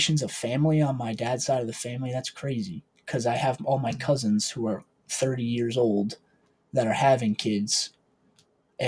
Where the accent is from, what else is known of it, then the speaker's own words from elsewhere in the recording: Maine, United States; I was born in Maine, grew up in Maine. I've been in the same house forever